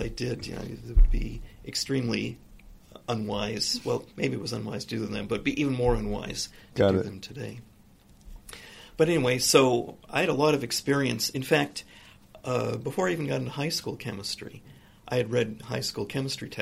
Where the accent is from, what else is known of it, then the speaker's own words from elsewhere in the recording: Newport Beach, California, United States; also born or lived in Los Angeles area, California; I consider really Newport Beach to be my hometown because I went to junior high and high school there